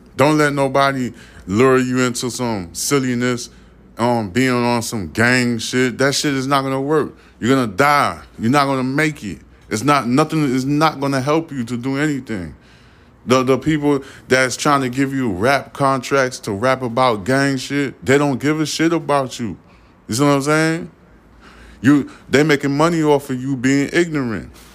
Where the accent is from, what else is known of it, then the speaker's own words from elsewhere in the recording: New York, United States; now in Houston, United States; I'm from New York, and I moved down south to, um, Houston, Texas.